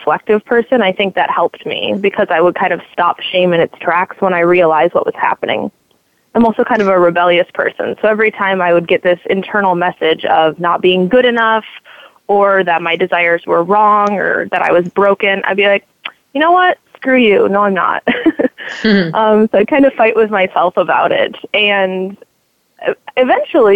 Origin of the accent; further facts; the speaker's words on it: Indiana, United States; I grew up in Indiana, so middle of the country. I grew up near Lake Michigan and fairly close to Chicago